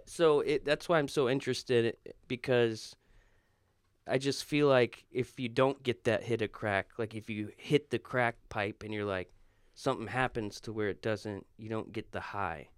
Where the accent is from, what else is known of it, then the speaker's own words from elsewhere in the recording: Florida, United States; moved away; I'm from Florida